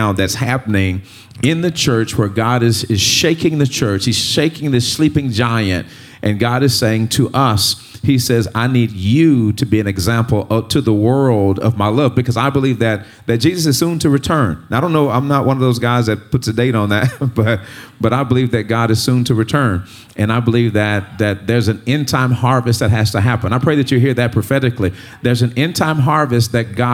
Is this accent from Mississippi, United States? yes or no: yes; Greenwood, Mississippi, United States; I grew up in Greenwood, Mississippi